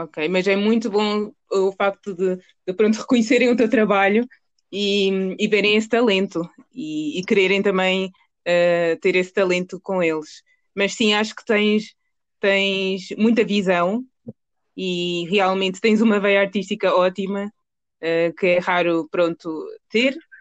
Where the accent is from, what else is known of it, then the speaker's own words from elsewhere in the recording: Portugal; nasci em Portugal, mas, mas os meus pais nasceram em Angola.